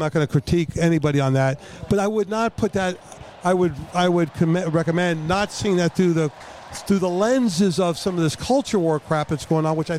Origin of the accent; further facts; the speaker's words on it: Bethesda, Maryland, United States; Bethesda, Maryland.